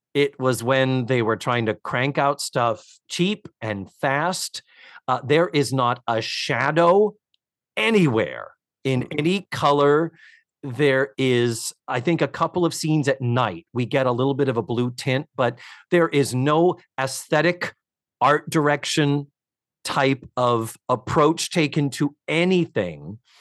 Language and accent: English; Brockton, Massachusetts, United States; now in Orlando, United States; my hometown of Brockton, Massachusetts